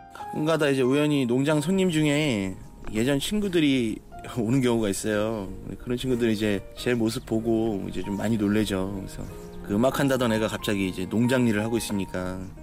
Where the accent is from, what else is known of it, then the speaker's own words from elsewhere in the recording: Jeolla, South Korea; moved away; 제 고향집이 시골이거든요. 전라도 쪽인데